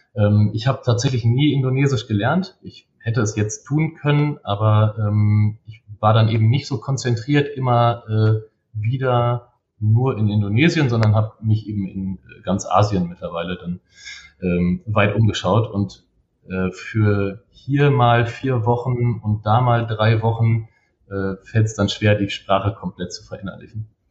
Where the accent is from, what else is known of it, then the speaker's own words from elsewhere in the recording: Bielefeld, North Rhine-Westphalia, Germany; Geboren bin ich in Bielefeld, ähm, aufgewachsen bin ich in Bielefeld